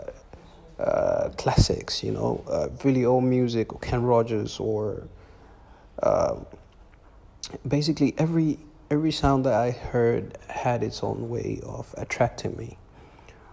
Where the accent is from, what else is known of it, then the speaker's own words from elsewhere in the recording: Tanzania; also born or lived in Arusha; an Afro Fusion artist from Tanzania, East Africa